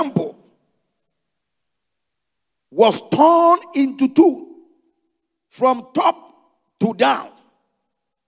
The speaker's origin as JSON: {"language": "English", "country": "Ghana", "said": "I am a Ghanaian."}